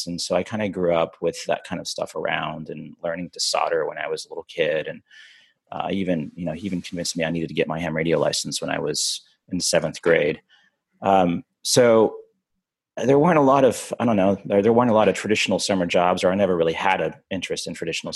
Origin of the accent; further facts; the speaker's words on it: Arkansas, United States; I grew up in Arkansas.